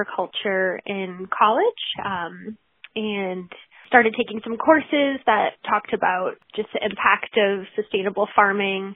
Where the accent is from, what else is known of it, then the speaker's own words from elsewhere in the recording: New Hampshire, United States; also born or lived in Alaska; And then found my way back to New England. That's where I grew up. I grew up in New Hampshire.